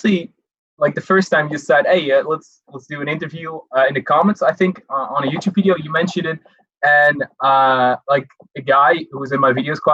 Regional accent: Netherlands; I am 20 right now, and I'm from the Netherlands

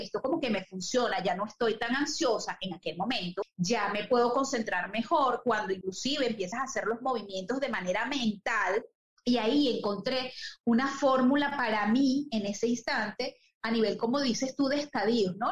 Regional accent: Venezuela; moved away as an adult; also born or lived in Chile / Paraguay; Acá ahora en, mi tierra donde este, nací

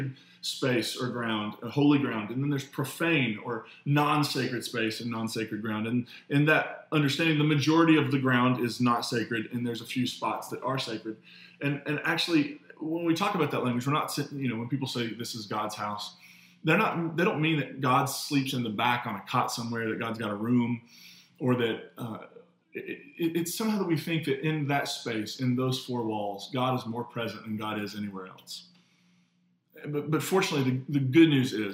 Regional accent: the Bible Belt, United States; the way I was raised in the Bible Belt

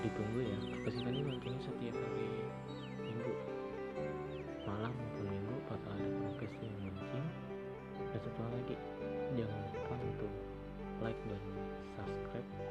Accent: Kutai Barat, East Kalimantan, Indonesia; asli dari Kubar juga

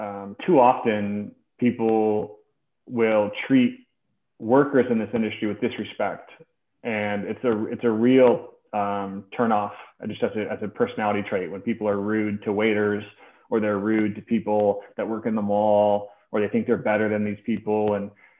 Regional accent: Des Moines, Iowa, United States; I grew up in Des Moines, in the Catholic school system in Des Moines

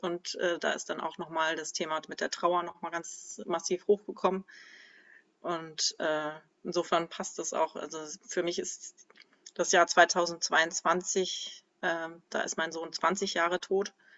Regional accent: Kiel, Schleswig-Holstein, Germany; now in Schopfheim, Germany; Ich bin geboren in Kiel im absoluten Norden und jetzt wohne ich im absoluten Süden, in Schopfheim.

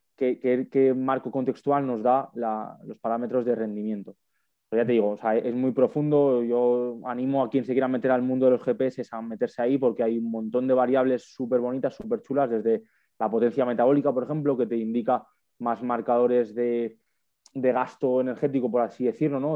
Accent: Madrid, Community of Madrid, Spain; also born or lived in Huesca; yo soy de Madrid, yo no soy de allí de Tarragona

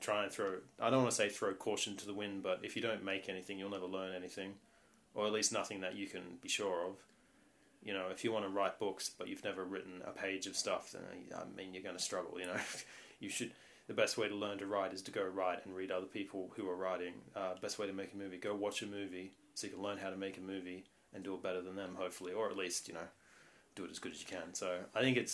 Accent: Australia; I was born in Australia, very nice country

